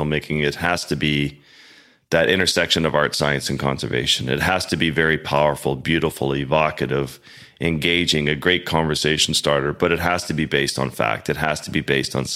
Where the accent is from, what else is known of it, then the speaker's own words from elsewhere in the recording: Baffin Island, Nunavut, Canada; moved away as an adult; I grew up in the Arctic with the Inuit in Baffin Island, one of four non-Inuit families in a community of 190 people.